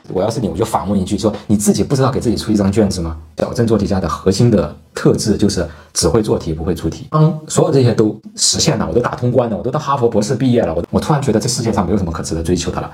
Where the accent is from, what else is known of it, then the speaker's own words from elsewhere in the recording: China; 我们中国人